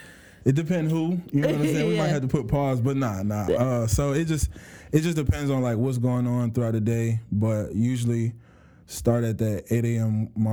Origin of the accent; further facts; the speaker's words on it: Clayton County, Georgia, United States; I grew up in Georgia for the most part of my life. Grew up in Clayton County